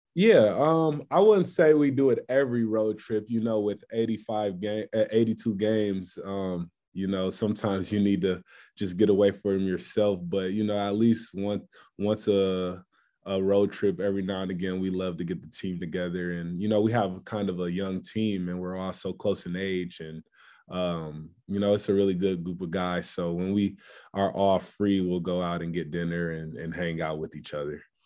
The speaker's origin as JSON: {"language": "English", "town": "Columbus", "region": "Ohio", "country": "United States", "tie": "born or raised there", "moved": "as an adult", "lives_now": "Houston, United States", "said": "my home state"}